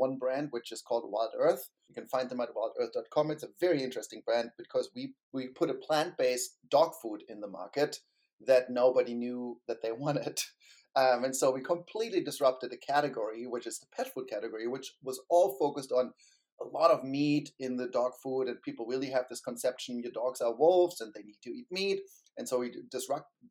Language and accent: English; Germany; moved away as an adult; also born or lived in Berlin, Germany; now in San Francisco Bay Area, United States; I grew up in Germany and I worked in Berlin